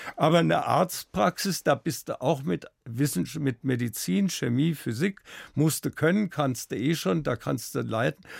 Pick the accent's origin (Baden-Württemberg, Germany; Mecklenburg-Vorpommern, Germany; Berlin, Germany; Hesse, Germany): Hesse, Germany; Wiesbaden; born or raised there; now in Munich, Germany